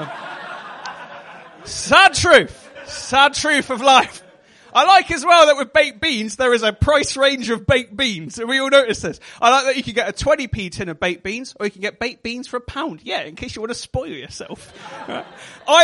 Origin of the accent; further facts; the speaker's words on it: Devon, South West England, United Kingdom; accent: West Country; I am from Devon